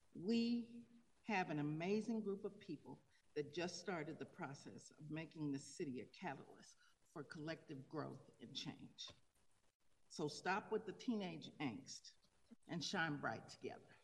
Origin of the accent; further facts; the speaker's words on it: Tulsa, Oklahoma, United States; moved away as an adult; now in Denver, United States; I'm from Tulsa, Oklahoma